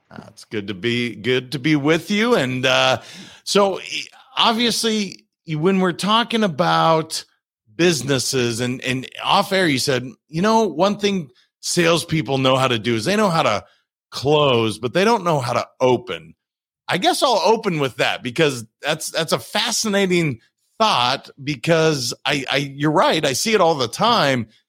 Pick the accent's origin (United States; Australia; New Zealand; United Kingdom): United States; Montana; I'm from Montana